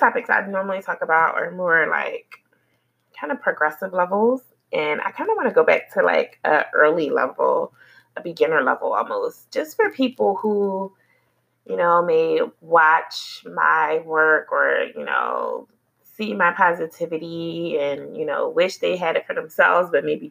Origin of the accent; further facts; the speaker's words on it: Philadelphia, Pennsylvania, United States; moved away; I'm from Philly, and, you know, Philadelphia, I really appreciate the upbringing that I had there